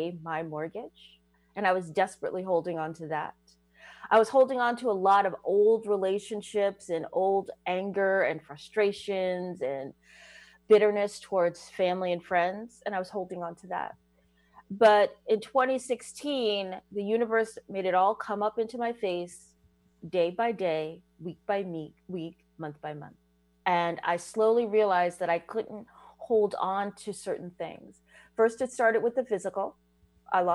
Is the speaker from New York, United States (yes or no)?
yes; New York, United States; fellow New Yorkers